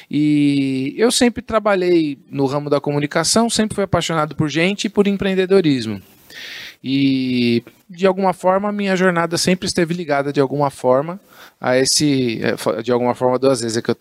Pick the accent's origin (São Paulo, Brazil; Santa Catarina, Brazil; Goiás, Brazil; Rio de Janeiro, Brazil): São Paulo, Brazil; Guarulhos; Um cara que, que veio de Guarulhos. Eu só não nasci em Guarulhos, né?